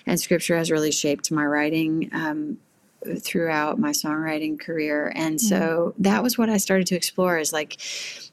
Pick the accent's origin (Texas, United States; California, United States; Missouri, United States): Missouri, United States; now in Nashville, United States; I grew up originally in Missouri